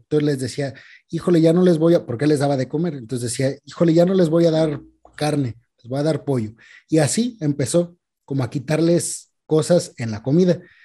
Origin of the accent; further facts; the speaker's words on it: Queréndaro, Michoacán, Mexico; aquí en mi pueblo, en Queréndaro, aquí en Michoacán